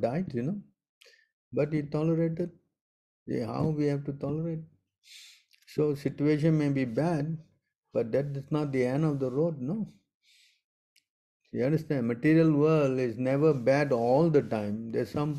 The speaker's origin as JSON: {"language": "English", "country": "Singapore", "said": "I'm also from Singapore"}